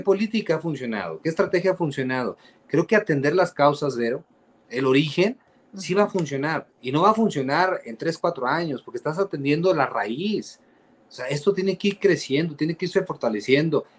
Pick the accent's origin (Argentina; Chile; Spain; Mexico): Mexico; nosotros como mexicanos